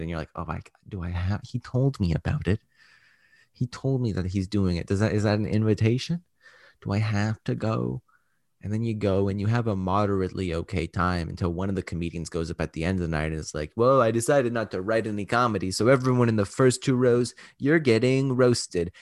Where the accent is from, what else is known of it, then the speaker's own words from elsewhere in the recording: Canada; I'm Canadian